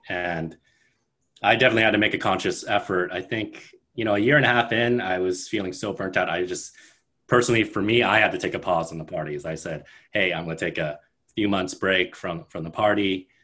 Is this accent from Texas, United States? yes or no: no; Bay Area, California, United States; now in New York, United States; I'm from Bay Area in California, but I have lived in New York for 10 plus years now.